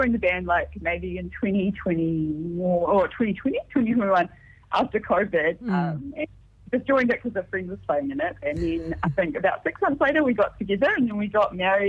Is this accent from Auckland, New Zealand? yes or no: no; Christchurch, Canterbury, New Zealand; now in Melbourne, Australia; I'm from Christchurch.